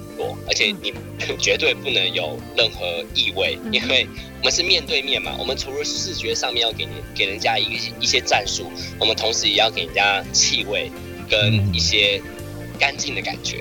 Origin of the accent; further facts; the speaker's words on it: Taiwan; 我们台湾人